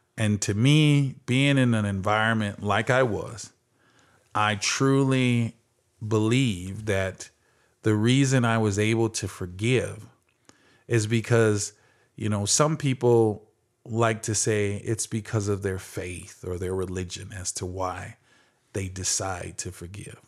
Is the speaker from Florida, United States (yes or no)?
no; Phoenix, Arizona, United States; growing up in Phoenix, Arizona